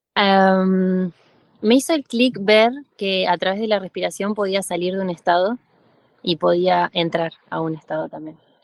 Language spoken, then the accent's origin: Spanish; Argentina; moved away as an adult; now in Mexico; yo soy argentina, estoy viviendo ahora en México hace cinco años